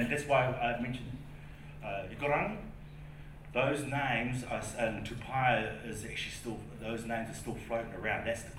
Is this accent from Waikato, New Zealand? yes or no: yes; Hamilton, Waikato, New Zealand; So I'm from Hamilton, but my family originally from the East Coast.